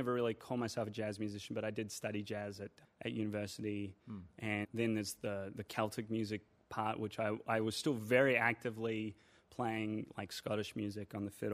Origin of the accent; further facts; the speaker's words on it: New Zealand; being a New Zealander